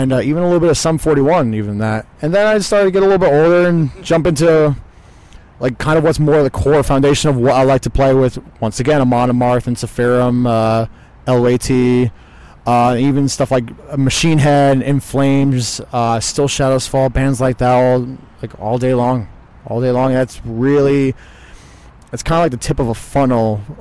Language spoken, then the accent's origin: English; East Greenbush, New York, United States; now in Melbourne, United States; I'm originally from East Greenbush, New York.